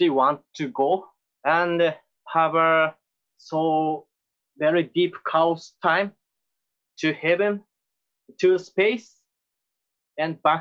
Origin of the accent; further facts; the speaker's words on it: Japan; English is a second language; When I was high school, in my hometown, there is a clothes shop named Jack Store.